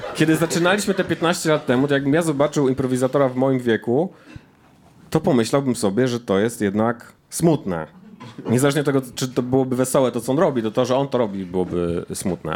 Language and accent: Polish; Jelenia Góra, Lower Silesian Voivodeship, Poland; Ja jestem z Jeleniej Góry